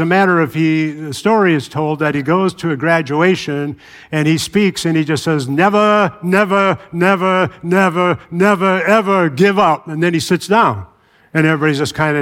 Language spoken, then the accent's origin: English; Chicago, Illinois, United States; moved away; I grew up in Chicago